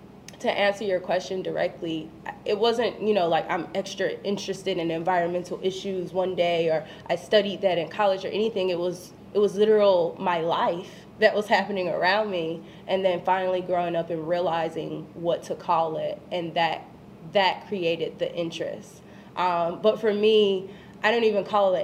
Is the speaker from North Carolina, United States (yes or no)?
yes; Kinston, North Carolina, United States; moved away as an adult; now in Chicago, United States; My hometown, Kinston, North Carolina